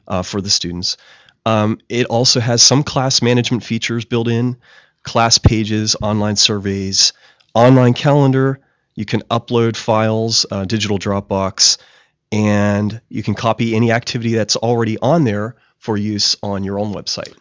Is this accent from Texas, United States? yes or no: no; Pittsburgh, Pennsylvania, United States; moved away; also born or lived in West Virginia; I'm originally from Pittsburgh, Pennsylvania